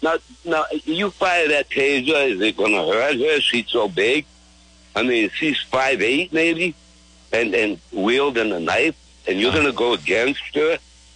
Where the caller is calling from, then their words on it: Wiscasset, Maine, United States; I'm from Wincasset.